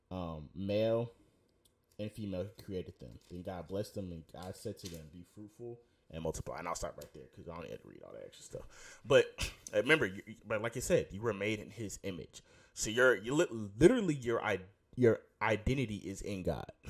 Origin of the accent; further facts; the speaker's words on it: Houston, Texas, United States; I'm from Houston.